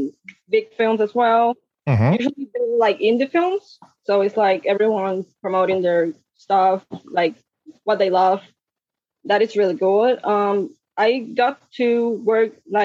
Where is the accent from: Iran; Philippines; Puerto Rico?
Puerto Rico; moved away as an adult; now in Brooklyn, United States; I'm from Puerto Rico.